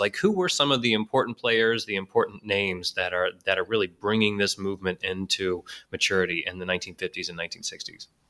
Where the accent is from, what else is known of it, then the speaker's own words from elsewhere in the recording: Houston, Texas, United States; I grew up in Houston